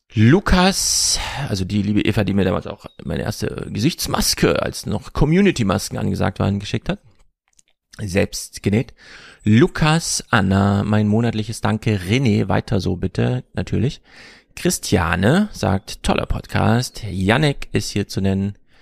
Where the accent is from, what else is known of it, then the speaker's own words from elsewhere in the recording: East Germany, Germany; als Ostdeutscher